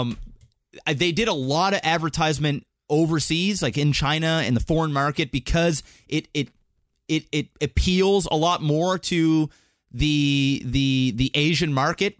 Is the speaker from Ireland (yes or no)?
no; Canada; we're Canadian